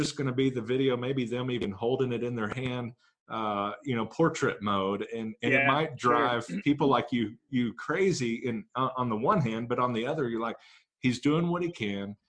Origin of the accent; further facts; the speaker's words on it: Grand Prairie, Texas, United States; moved away; Grand Prairie, Tejas, my hometown, where I got so many speeding tickets growing up